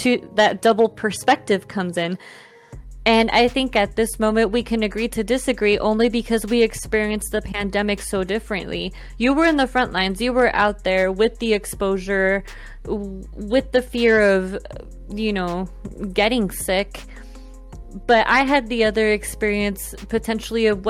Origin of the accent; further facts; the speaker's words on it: Colombia; moved away; my home country of Colombia